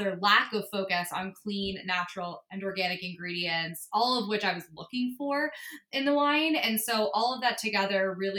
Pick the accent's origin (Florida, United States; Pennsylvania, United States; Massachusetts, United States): Pennsylvania, United States; outside of Philadelphia; moved away as an adult; also born or lived in New York; I grew up on the East Coast, grew up outside of Philly